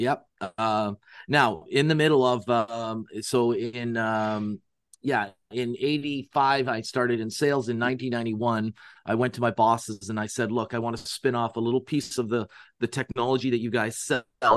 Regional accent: Canada; I'm from Canada

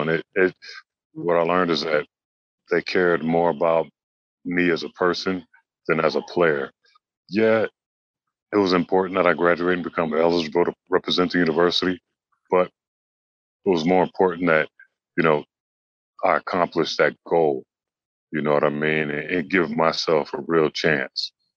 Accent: Los Angeles, California, United States; moved away as an adult; now in China; growing up in Los Angeles, it was a Laker town

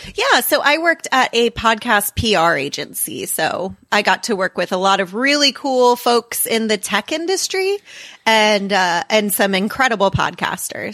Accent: Florida, United States; now in Kansas City, United States; I grew up in Florida

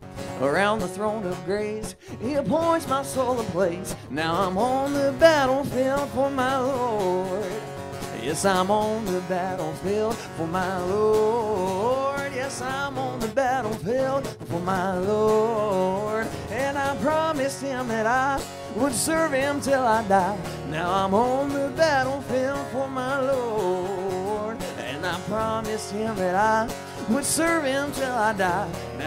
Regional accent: Hickory, North Carolina, United States; North Carolina, yes, sir. Hickory, North Carolina.

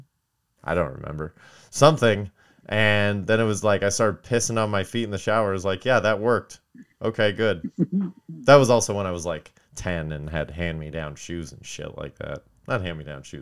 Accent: Kentucky, United States; moved away; where I grew up in Palmcaster, Kentucky

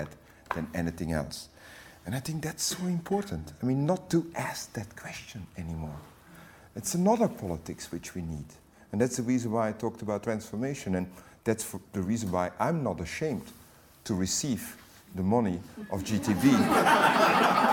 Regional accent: Tervuren, Flanders, Belgium; also born or lived in Great Britain; now in United Kingdom; I'm Belgian and I come from Tervuren.

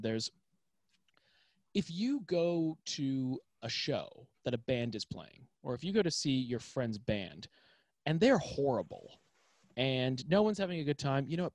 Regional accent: Toronto, Ontario, Canada; moved away; I'm from Toronto, Canada

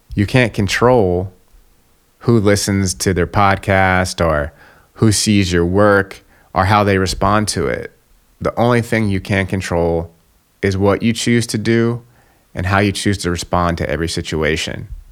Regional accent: Atlanta, Georgia, United States; I'm from Atlanta, Georgia, right, which is in the South in the United States

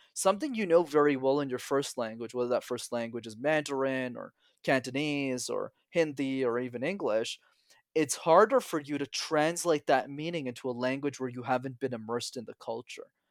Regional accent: Montreal, Quebec, Canada; I'm born, born and raised in Montreal

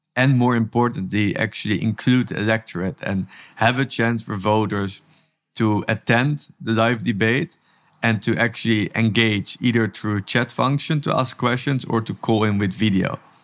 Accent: Amsterdam, North Holland, Netherlands; now in Tel Aviv, Israel; I'm originally from Amsterdam, from the Netherlands, and actually am working from Tel Aviv, Israel

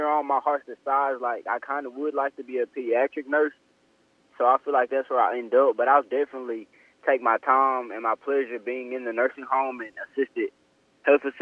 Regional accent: Grenada, Mississippi, United States; I'm from Grenada, Mississippi, about an hour away from the Senatobia campus

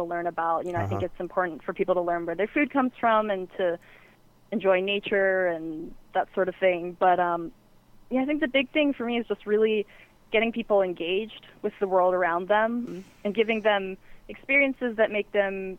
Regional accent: the South, United States; moved away; I'm from the South originally

